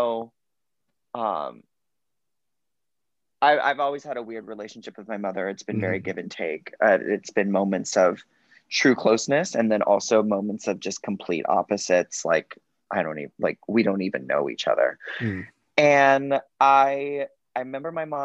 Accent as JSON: {"language": "English", "town": "Cape Coral", "region": "Florida", "country": "United States", "tie": "born or raised there", "said": "I grew up in Cape Coral, Florida"}